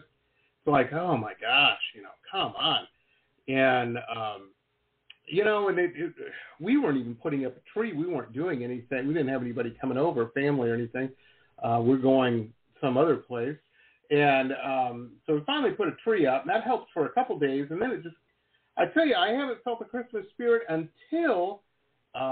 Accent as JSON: {"language": "English", "town": "Detroit", "region": "Michigan", "country": "United States", "tie": "born or raised there", "said": "I grew up in the 80s in Detroit"}